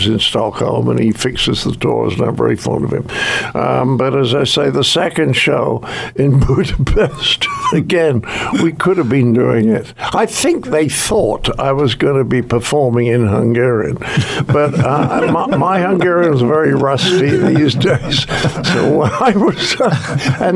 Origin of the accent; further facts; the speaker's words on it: United Kingdom; I'm British